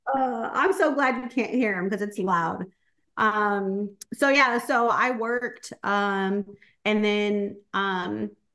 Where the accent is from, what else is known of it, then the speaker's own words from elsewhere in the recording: Corpus Christi, Texas, United States; moved away as an adult; I was born in Corpus Christi, Texas